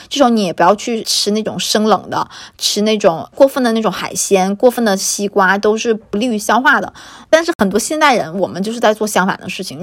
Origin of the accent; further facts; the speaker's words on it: China; also born or lived in Beijing; 我们作为一个中国人嘛，作为一个典型东方人